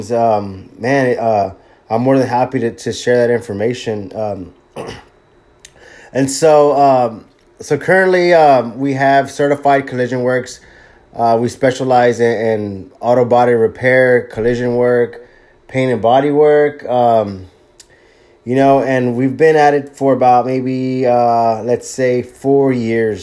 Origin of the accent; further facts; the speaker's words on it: Corpus Christi, Texas, United States; also born or lived in Bay City, Texas; at a young age we relocated to Corpus Christi, Texas